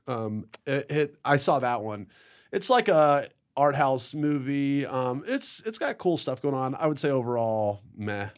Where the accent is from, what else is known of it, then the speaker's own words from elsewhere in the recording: Memphis, Tennessee, United States; I'm from Memphis